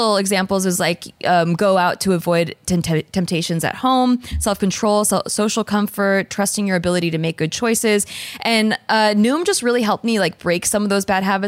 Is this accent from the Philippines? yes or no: yes; Philippines; I am Filipino